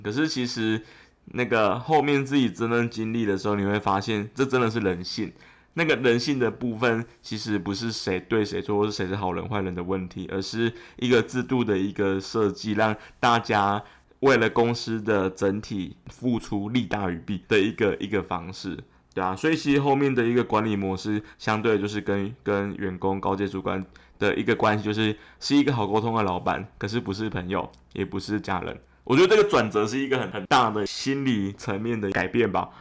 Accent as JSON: {"language": "Chinese", "region": "Yilan County", "country": "Taiwan", "said": "我是宜兰人"}